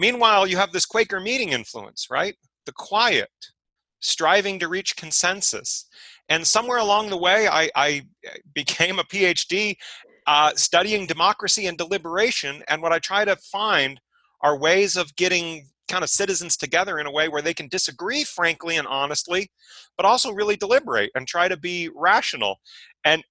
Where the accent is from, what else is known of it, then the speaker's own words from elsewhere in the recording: San Diego, California, United States; moved away as an adult; also born or lived in Pennsylvania; I grew up in San Diego